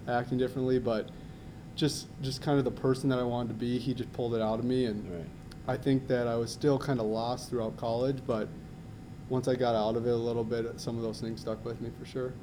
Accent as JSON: {"language": "English", "town": "Minnetonka", "region": "Minnesota", "country": "United States", "tie": "born or raised there", "said": "Minnetonka, right down the road here. Um, grew up there"}